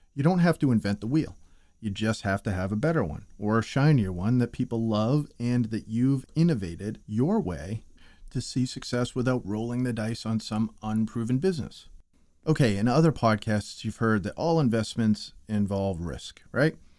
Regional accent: New England, United States; I'm from New England

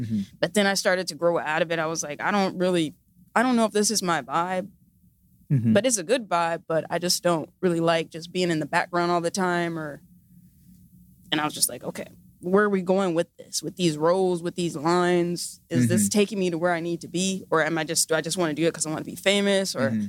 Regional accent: Pasadena, California, United States; Yes. Nice. Yeah, from Pasadena.

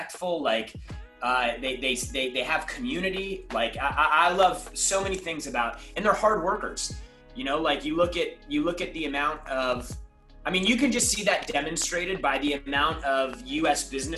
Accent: San Diego, California, United States; growing up, I grew up in San Diego

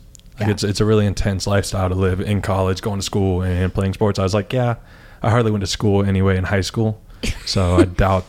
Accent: Gainesville, Florida, United States; moved away as an adult; also born or lived in St. Petersburg, Florida; I grew up in Gainesville. I moved down here, clearly.

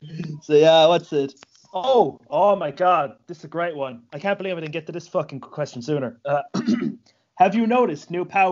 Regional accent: Ireland

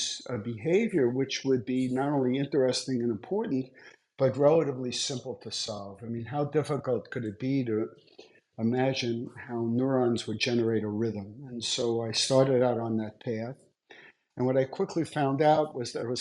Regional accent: New York City, New York, United States; I grew up in Brooklyn

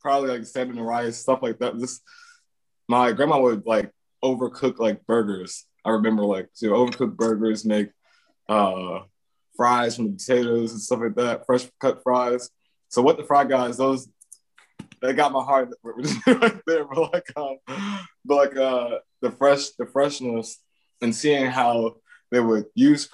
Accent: Northeast Ohio, United States; my hometown is like, it's Italians, Greeks, based community

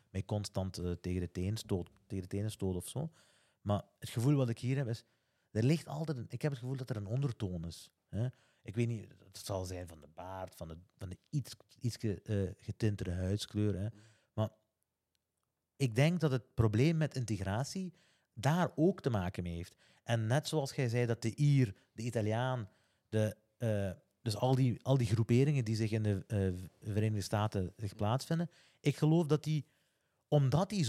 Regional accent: Flanders, Belgium; als geboren Vlaming eigenlijk, heb gevoeld gehad.

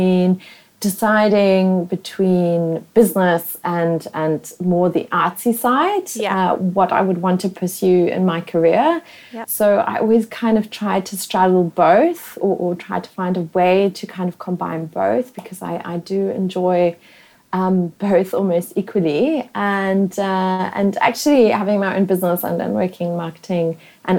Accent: South Africa; accent: pavement special; first language German; English is a second language; moved away as an adult; also born or lived in Namibia / London, United Kingdom; now in Singapore; I was living in South Africa all the way, and Namibia sort of both, till the age of 21

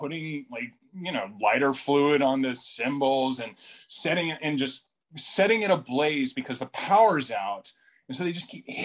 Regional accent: Dallas, Texas, United States; also born or lived in Houston, Texas; I grew up in Dallas

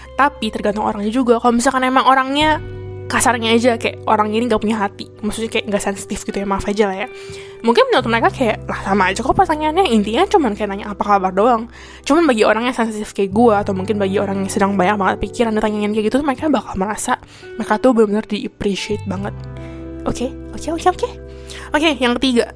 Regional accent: Indonesia; now in Taiwan; kita sebagai orang Indo

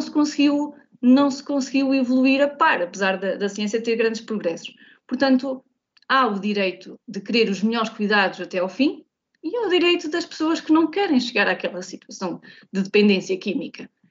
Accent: Santo António, Vagos, Aveiro District, Portugal; eu sou de Santo António

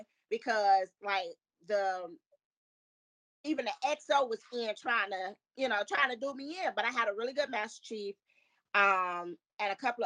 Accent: Chicago, Illinois, United States; moved away; I'm from Chicago.

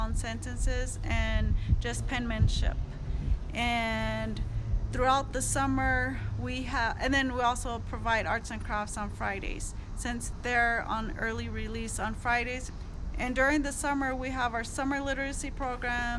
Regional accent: Jemez Pueblo, New Mexico, United States; I'm from the Jemez Pueblo community.

